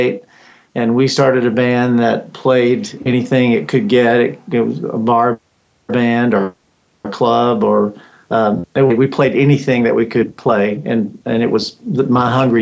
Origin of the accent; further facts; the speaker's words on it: West Texas, United States; I grew up way out in West Texas